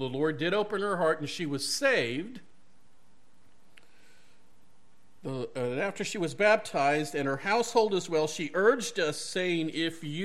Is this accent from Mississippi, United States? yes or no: yes; Mississippi, United States; also born or lived in Ocean Way; I'm from Ocean Way and raised in Mississippi